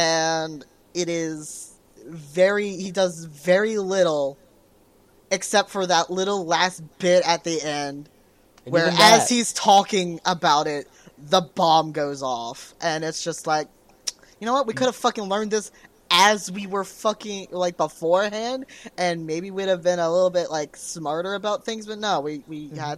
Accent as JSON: {"language": "English", "country": "Canada", "said": "I keep saying a boot because I'm Canadian."}